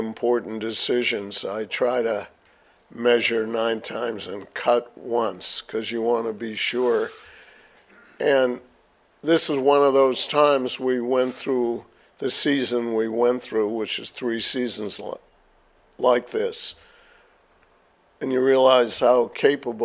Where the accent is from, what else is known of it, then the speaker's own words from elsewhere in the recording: Boston area, Massachusetts, United States; my hometown